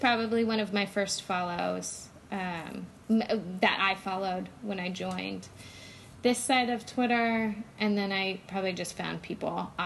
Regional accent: Oregon, United States; moved away as an adult; also born or lived in Phoenix; I grew up in Oregon. I lived in Oregon for 20 years

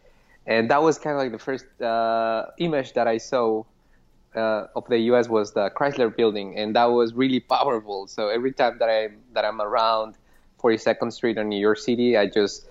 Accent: Pasto, Nariño, Colombia; English is a second language; moved away as an adult; now in Boston, United States; I was in Pasto, Colombia, which is my hometown

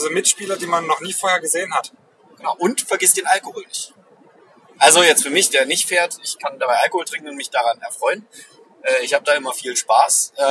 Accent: East Germany, Germany; Ostdeutsche, wir haben keinen Urlaub gerade, also wir haben keine, keinen Feiertag

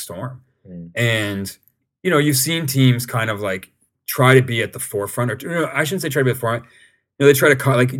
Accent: Canada; as a Canadian

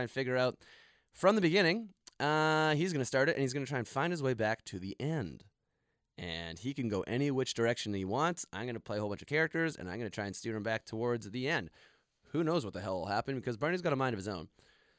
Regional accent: Canada; I'm from Canada.

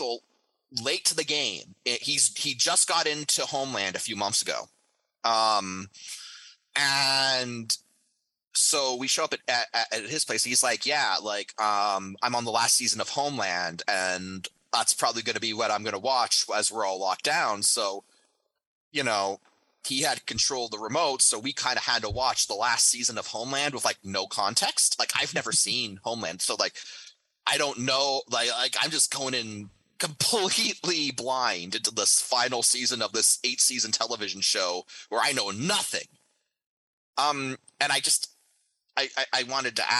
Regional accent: Canada; now in Tampa, United States; my home country

